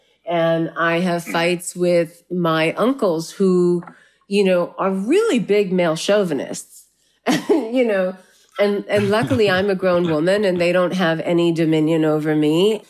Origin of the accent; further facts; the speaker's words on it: South India, India; wow, I'm from South India. I'm not from Kashmir.